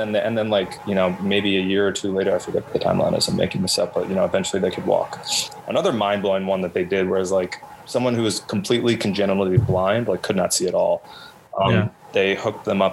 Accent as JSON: {"language": "English", "town": "Garden City", "region": "New York", "country": "United States", "tie": "born or raised there", "lives_now": "Brooklyn, United States", "said": "a listless teenager growing up in Garden City"}